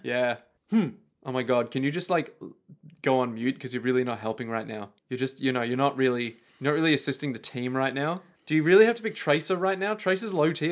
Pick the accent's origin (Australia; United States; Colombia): Australia; We are Australian